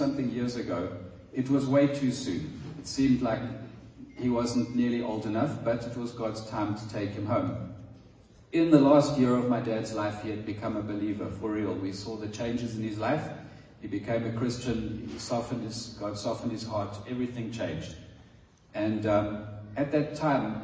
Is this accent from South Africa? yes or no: yes; South Africa; moved away as an adult; now in Madagascar; we are South African.